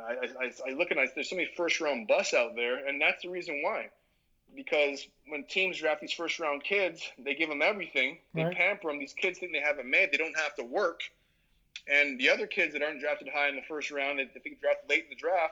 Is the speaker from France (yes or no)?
no; Toronto, Ontario, Canada; moved away as an adult; also born or lived in Barbados / East Lansing, Michigan / Boston; I grew up in Toronto around the time when the Toronto Blue Jays were at their peak